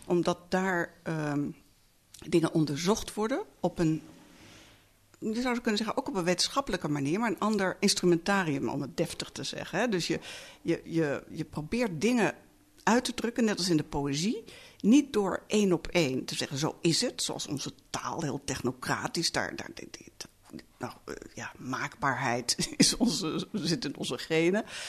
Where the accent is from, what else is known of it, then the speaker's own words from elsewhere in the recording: Netherlands; ik kom uit Nederland